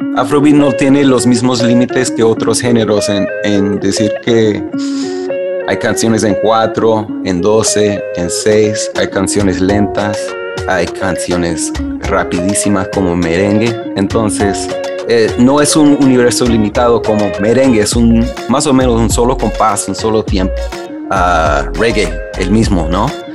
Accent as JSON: {"language": "Spanish", "town": "Philadelphia", "region": "Pennsylvania", "country": "United States", "tie": "born or raised there", "said": "yo crecí en Filadelfia"}